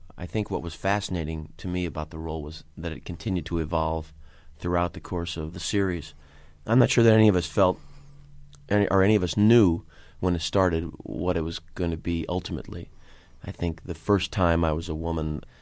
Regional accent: St. Louis, Missouri, United States; moved away; also born or lived in New York City; the theater that I had done as a child and growing up in St. Louis was predominantly musical theater

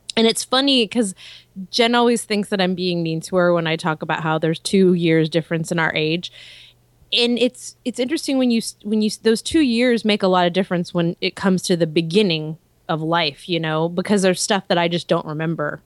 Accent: Texas, United States; I am a Texan

